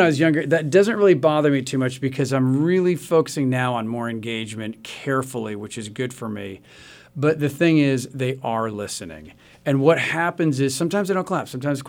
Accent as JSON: {"language": "English", "town": "Tulsa", "region": "Oklahoma", "country": "United States", "moved": "yes", "said": "I say I live outside Chicago, but I'm from Tulsa, Oklahoma, which to people like me is the center of the universe."}